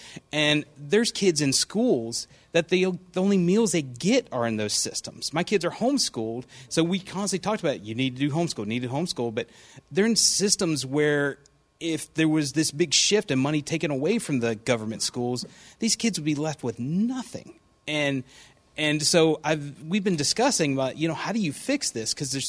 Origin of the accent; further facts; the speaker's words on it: Mississippi, United States; Sorry, my bad. I'm from Mississippi.